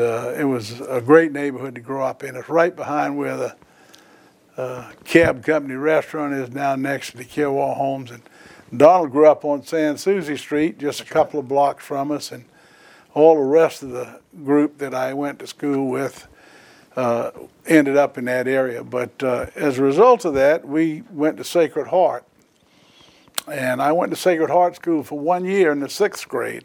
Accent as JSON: {"language": "English", "town": "Charleston", "region": "South Carolina", "country": "United States", "tie": "born or raised there", "said": "I was born here in Charleston on April 8th, 1943."}